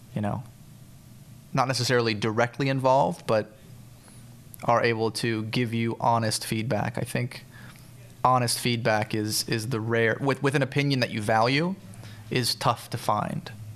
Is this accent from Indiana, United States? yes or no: no; Central Florida, United States; moved away; I grew up in Central Florida. Uh, um, I moved there when I was about five